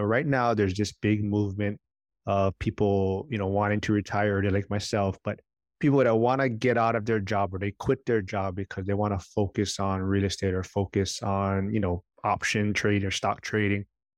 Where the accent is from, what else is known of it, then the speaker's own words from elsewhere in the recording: Hawaii, United States; being born and raised in Hawaii. The prices for real estate is super expensive and has such a high entry point to get in.